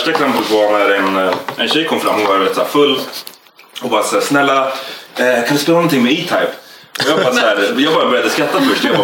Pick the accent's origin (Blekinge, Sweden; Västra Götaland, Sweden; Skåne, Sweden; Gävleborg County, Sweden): Västra Götaland, Sweden; Gothenburg; now in Stockholm, Sweden; Så, ja, jag är från